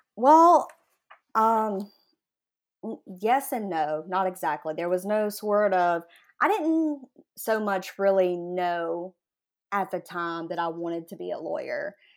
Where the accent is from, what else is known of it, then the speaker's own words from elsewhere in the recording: Jackson, Mississippi, United States; I grew up in Jackson, Mississippi, sort of in like the Jack- Jackson metropolitan area, really.